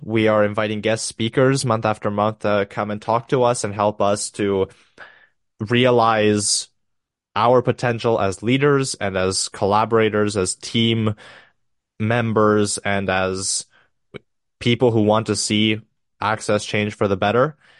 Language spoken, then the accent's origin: English; Romania; I'm from Romania